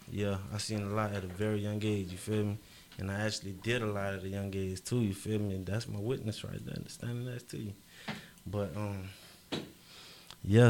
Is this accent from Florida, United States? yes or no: yes; Fort Lauderdale, Florida, United States; I'm from Broward County, Florida